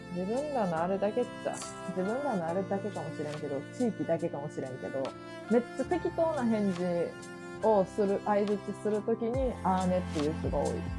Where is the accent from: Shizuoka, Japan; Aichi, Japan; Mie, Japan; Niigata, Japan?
Mie, Japan; accent: Mie dialect